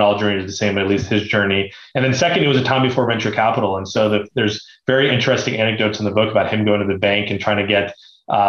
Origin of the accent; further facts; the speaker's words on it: Beaverton, Oregon, United States; I grew up in Beaverton, Oregon, which is the headquarters of Nike